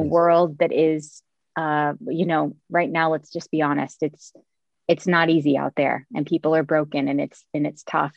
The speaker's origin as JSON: {"language": "English", "town": "Cincinnati", "region": "Ohio", "country": "United States", "tie": "born or raised there", "moved": "yes", "said": "Yes, I'm from here. I'm from Cincinnati, where I'm I'm back living now"}